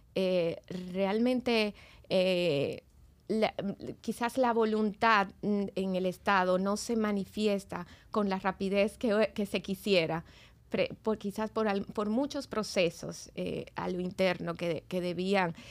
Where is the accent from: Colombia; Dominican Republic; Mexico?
Dominican Republic; yo soy dominicana, más dominicana que el plátano. este, y bueno, he vivido aquí casi toda mi vida.